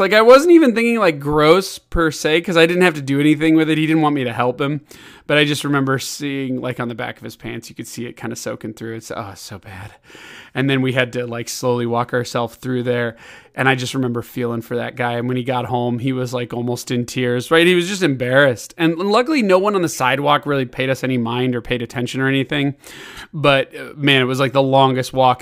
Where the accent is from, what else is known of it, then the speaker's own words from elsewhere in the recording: Chicago, Illinois, United States; also born or lived in Kansas City; I would move to Chicago when I was six years old